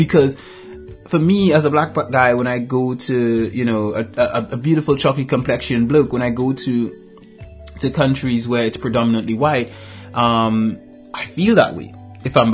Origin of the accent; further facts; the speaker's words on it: Trinidad & Tobago; moved away; I grew up in Trinidad and Tobago